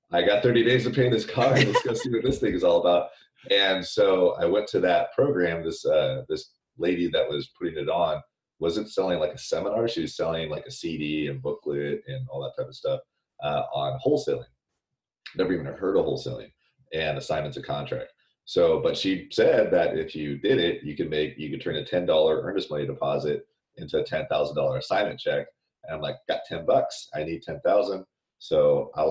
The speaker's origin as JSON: {"language": "English", "town": "Sacramento", "region": "California", "country": "United States", "tie": "born or raised there", "said": "I grew up in Sacramento"}